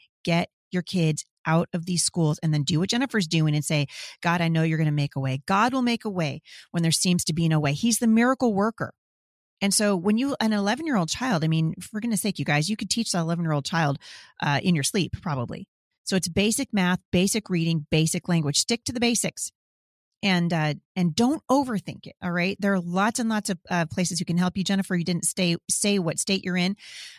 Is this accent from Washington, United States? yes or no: yes; Washington, United States; Yep, I'm hearing it's going to happen in Washington State too. I love my home state, but I'm sick to my stomach about what's going on here.